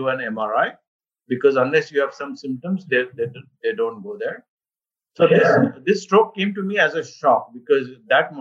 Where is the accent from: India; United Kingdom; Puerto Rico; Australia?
India; Mumbai, Maharashtra; moved away as an adult; also born or lived in Cleveland, United States / Boston, United States; now in Northern Virginia, United States; I was born in India, and I grew up in Mumbai. So this is pretty much my town, my birth town